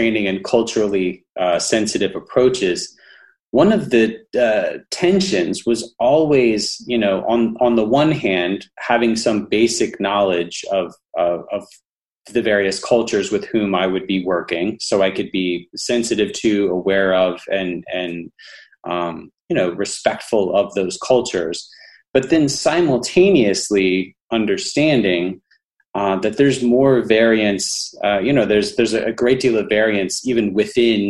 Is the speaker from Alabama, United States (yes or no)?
yes; Alabama, United States; I'm from Alabama.